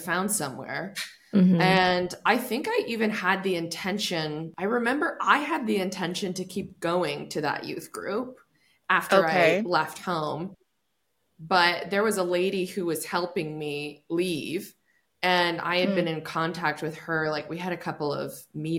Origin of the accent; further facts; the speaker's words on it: Bend, Oregon, United States; I was born in Bend, Oregon, and there was a super conservative church that my parents went